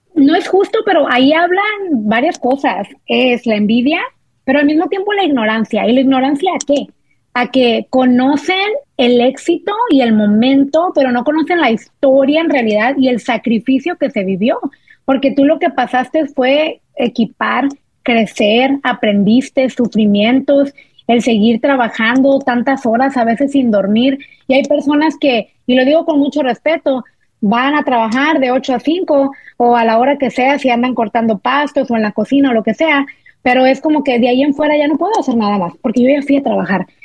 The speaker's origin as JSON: {"language": "Spanish", "town": "Monterrey", "region": "Nuevo León", "country": "Mexico", "said": "nosotros somos de Monterrey, soy regia de corazón"}